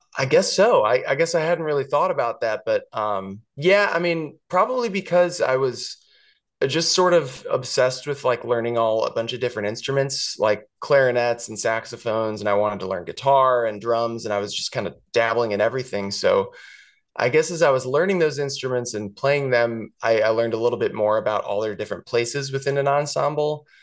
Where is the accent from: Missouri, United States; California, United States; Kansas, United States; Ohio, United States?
Missouri, United States; St. Louis; moved away; growing up in Saint Louis, I lived in the same house my whole life